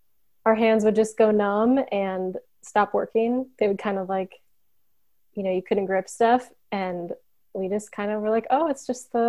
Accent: Chicago, Illinois, United States; now in Missouri, United States; I'm originally from the Chicago area, but I live in Missouri currently with my husband

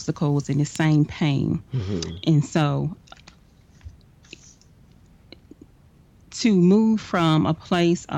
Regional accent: Dallas, Texas, United States; I am from Dallas, Texas

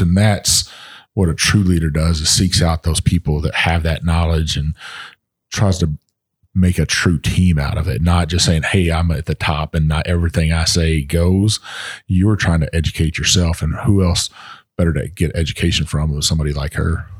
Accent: Texas, United States; my home state of Texas

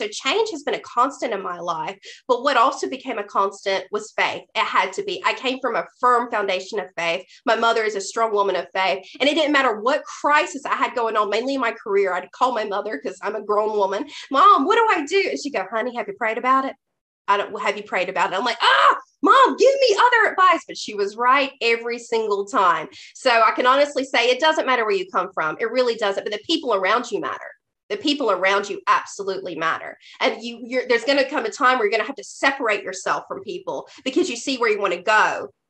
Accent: the South, United States; That I was this redneck from the South who would listen to me, who would take me seriously.

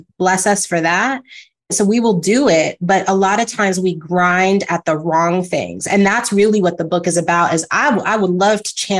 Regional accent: California, United States; moved away as an adult; also born or lived in Atlanta; now in New York City, United States; Live in New York City, because I grew up in California.

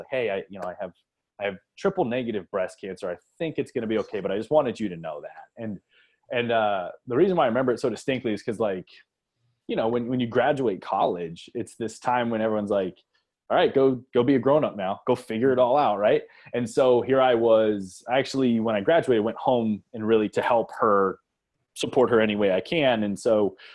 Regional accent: Akron, Ohio, United States; I grew up in Akron, Ohio

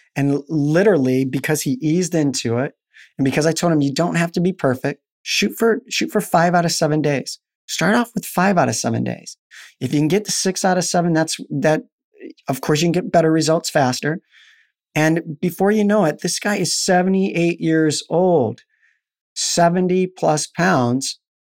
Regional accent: Albuquerque, New Mexico, United States; I'm in Florida and I'm, I'm from Albuquerque, New Mexico.

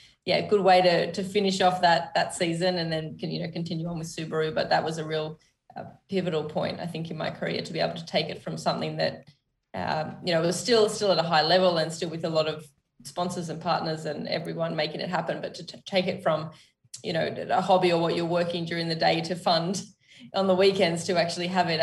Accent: Sydney, New South Wales, Australia; We grew up in Sydney, and when I was just before high school, we moved out to like semi-rural

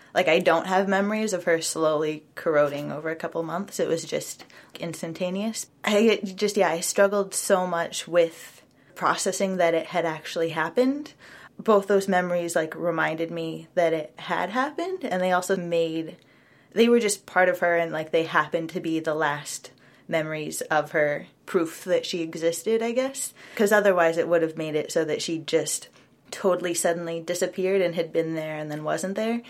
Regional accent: Portland, United States; also born or lived in Minnesota; I'm from Portland

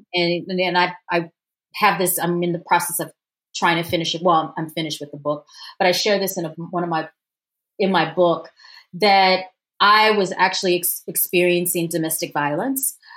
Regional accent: Louisiana, United States; moved away; also born or lived in Washington, D.C.; I'm from the South. I'm from Louisiana

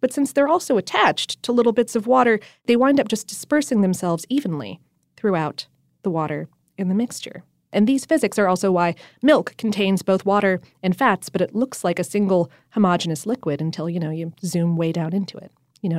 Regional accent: the North, United States; See, I'm from the North. I grew up on Hellman's.

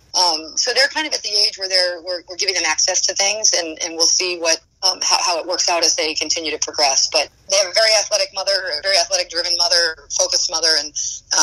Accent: New Hampshire, United States; I'm from a small state, though. I'm from New Hampshire.

